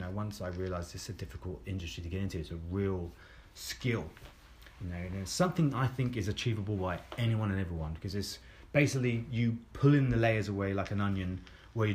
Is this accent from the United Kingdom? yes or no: yes; Croydon, London, United Kingdom; But, like, growing up in Croydon, like, in the school that I grew up in, like, it wasn't a thing.